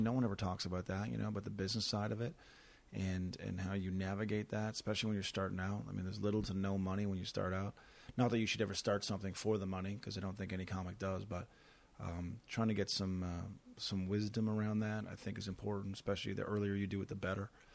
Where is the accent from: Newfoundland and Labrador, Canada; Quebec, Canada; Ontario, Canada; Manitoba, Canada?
Newfoundland and Labrador, Canada; Corner Brook; Corner Brook, my hometown